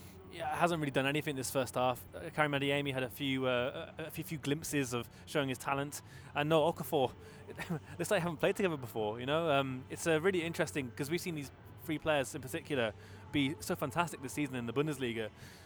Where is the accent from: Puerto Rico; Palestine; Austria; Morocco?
Austria; I am from Austria.